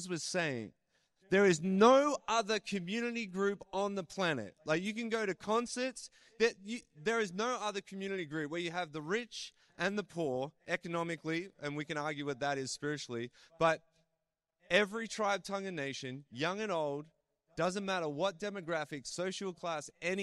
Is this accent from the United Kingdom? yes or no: no; Australia; accent: Australian; now in Canada; why does this guy sound like an Australian? I was born in Australia.